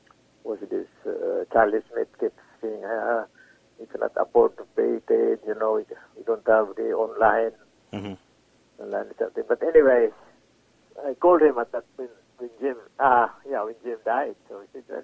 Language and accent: English; Cebu City, Central Visayas, Philippines; also born or lived in Manila, Philippines; now in Canada; I came from Cebu, I went to Manila, and then to Canada.